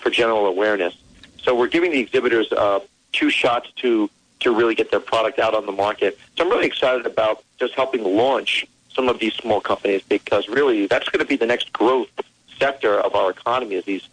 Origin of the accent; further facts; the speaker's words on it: New York City, New York, United States; my hometown because I really was inspired here in New York City